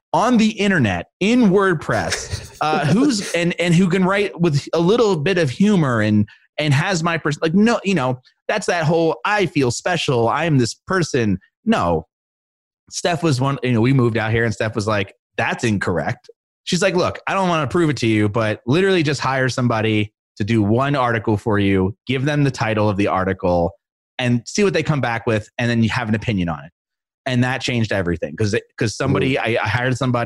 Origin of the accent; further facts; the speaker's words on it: Philadelphia, Pennsylvania, United States; moved away as an adult; now in Colorado, United States; I'm from Philly and I'm very proud